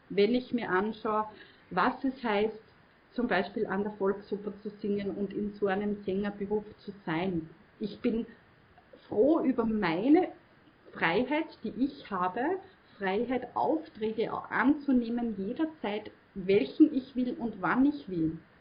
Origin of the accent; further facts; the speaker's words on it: Mostviertel, Lower Austria, Austria; bei uns im Mostviertel